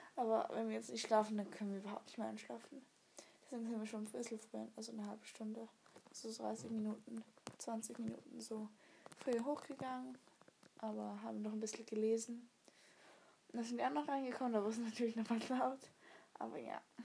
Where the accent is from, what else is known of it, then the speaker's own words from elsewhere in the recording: Switzerland; Tockenburg ist bei uns in der Schweiz